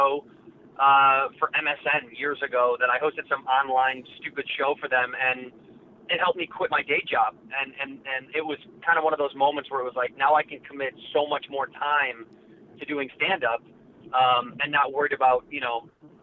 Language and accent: English; Chicago, Illinois, United States; moved away as an adult; now in Los Angeles, United States; I'm born and raised in Chicago, and I left for college